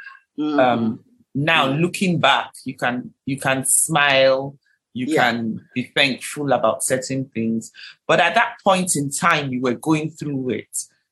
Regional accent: Nigeria; I'm a Nigerian, I'm an African.

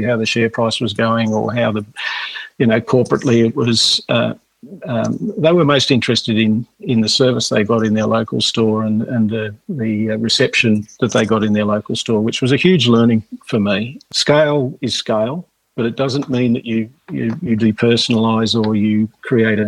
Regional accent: Penguin, Tasmania, Australia; also born or lived in Hobart; Penguin was where I grew up on the Northwest Coast

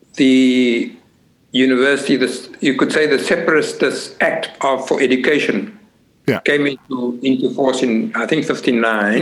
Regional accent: Cape Town, Western Cape, South Africa; now in Netherlands; I'm originally from Cape Town. Uh, of course, I was born in Cape Town and came to, to the Netherlands in 1969.

